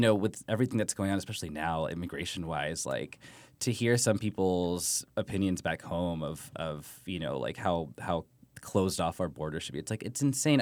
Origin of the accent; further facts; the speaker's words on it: Texas, United States; my family, we're from Texas, where being Mexican is a little more, I don't, quote-unquote, normal